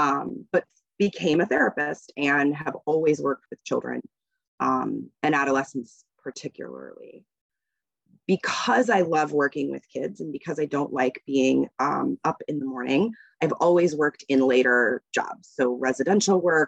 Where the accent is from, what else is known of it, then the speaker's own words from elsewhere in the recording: Northern Virginia, United States; now in Massachusetts, United States; I grew up in Virginia and just outside DC, so Northern Virginia.